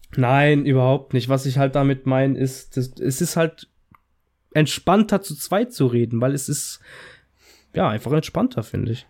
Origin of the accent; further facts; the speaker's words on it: Italy; als Italiener